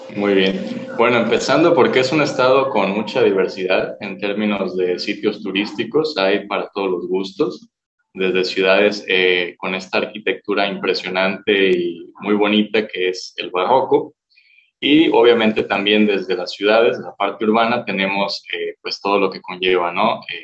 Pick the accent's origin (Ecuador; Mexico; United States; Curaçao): Mexico; Morelia, Michoacán; Soy originario aquí de Michoacán, de Morelia